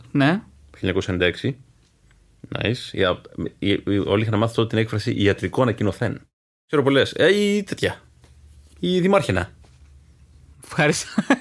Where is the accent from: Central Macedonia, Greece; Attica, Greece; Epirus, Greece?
Attica, Greece; Athens; γιατί είμαι και εγώ από τα Ελίσια, οπότε.